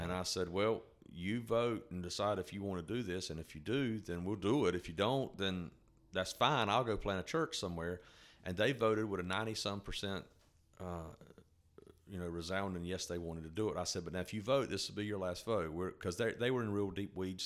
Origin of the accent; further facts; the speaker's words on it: North Carolina, United States; I was born and raised in North Carolina